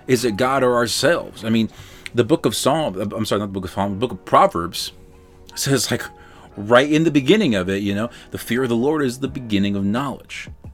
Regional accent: Baltimore, Maryland, United States; I'm from Baltimore City

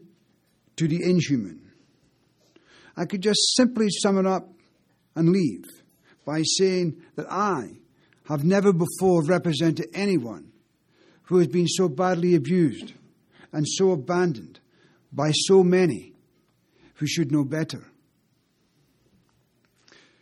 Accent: Lochee, Scotland, United Kingdom; I'm from Lockheed

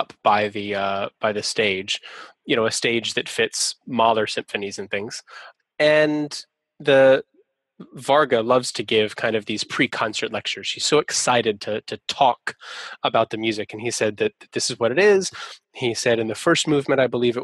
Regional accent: Atlanta, Georgia, United States; That's my hometown orchestra. I'm from Atlanta

